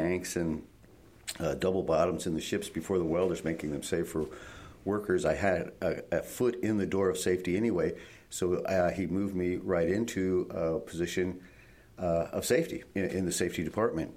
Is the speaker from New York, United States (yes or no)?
no; Iowa, United States; moved away as an adult; also born or lived in Pacific Northwest; I was born and raised in Iowa and joined the Navy way back to reach escape velocity from the state